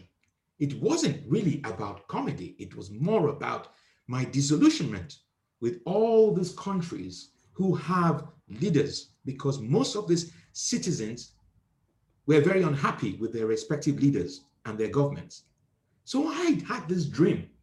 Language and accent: English; Nigeria; moved away; I am originally from Nigeria